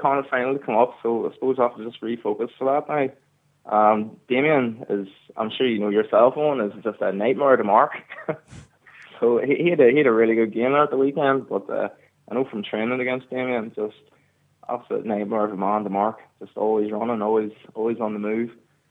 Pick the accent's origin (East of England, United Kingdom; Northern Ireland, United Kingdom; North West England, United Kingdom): Northern Ireland, United Kingdom; County Down, Ulster; moved away as an adult; now in London, United Kingdom; obviously I'm from Ulster